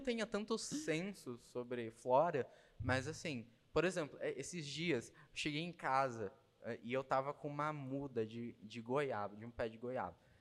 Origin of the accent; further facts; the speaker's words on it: Jacareí, São Paulo, Brazil; also born or lived in São José dos Campos; nasci em São Paulo mesmo, nasci em Jacareí